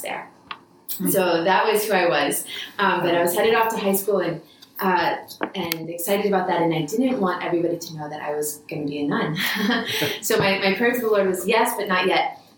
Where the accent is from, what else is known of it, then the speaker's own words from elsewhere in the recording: Washington, District of Columbia, United States; also born or lived in New York area; but really grew up in the Washington, D.C. area. That's what I consider home.